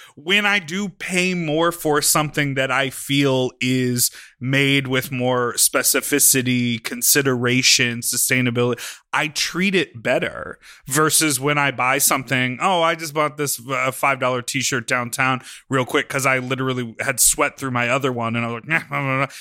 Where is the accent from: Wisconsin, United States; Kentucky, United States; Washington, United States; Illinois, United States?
Illinois, United States; Chicago; I grew up in Chicago